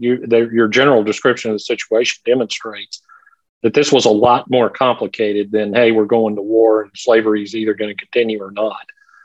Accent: Texas, United States; growing up in Texas, loving Texas history.

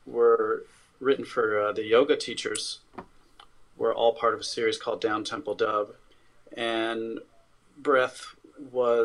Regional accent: Los Angeles, California, United States; I grew up in East Los Angeles, and I grew up around a lot of violence and stuff.

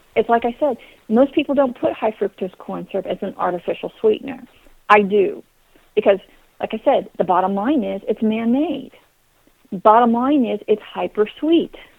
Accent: Kansas, United States; moved away; also born or lived in Texas; I grew up in Kansas, although I'm a Texas girl

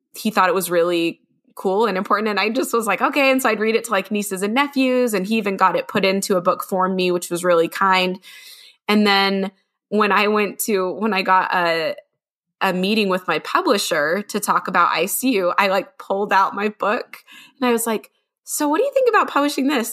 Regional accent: Utah, United States; I'm from Little Utah

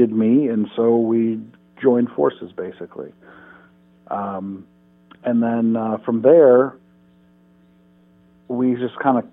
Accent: Detroit, Michigan, United States; We're from Michigan, Detroit area

